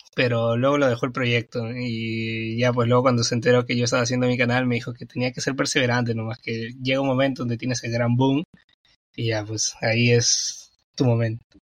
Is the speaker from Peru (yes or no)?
yes; Peru; yo soy de Perú y mm. pues aquí en Perú hoy día es feriado